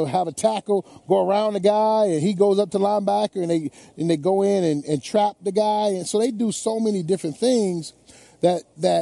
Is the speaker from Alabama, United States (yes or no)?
no; Detroit, Michigan, United States; my hometown